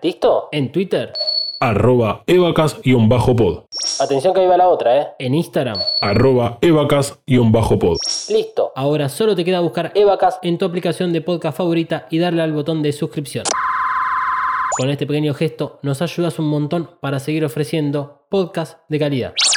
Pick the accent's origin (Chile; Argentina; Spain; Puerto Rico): Argentina